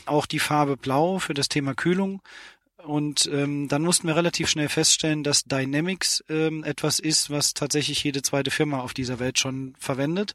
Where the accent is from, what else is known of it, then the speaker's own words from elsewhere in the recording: Steinbach bei Ottweiler, Saarland, Germany; ich bin ein gebürtiger Saarländer, komme aus einem Ort namens äh, Steinbach bei Ottweiler